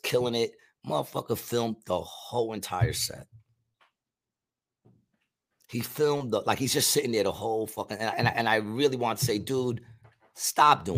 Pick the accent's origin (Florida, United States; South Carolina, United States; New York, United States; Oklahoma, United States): New York, United States; being from New York because I came from New York in the 70s